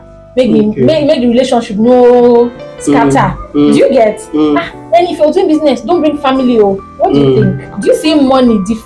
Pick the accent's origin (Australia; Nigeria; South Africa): Nigeria; I'm happy as a Nigerian now